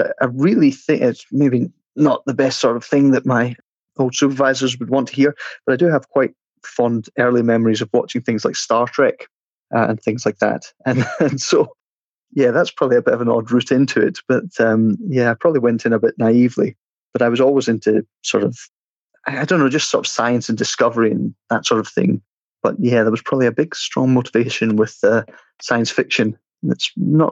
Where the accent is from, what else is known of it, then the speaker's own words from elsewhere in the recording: Kilmaurs, Scotland, United Kingdom; moved away as an adult; also born or lived in Glasgow; now in London, United Kingdom; I came from East Ayrshire. I grew up in a little village called Kilmaurs.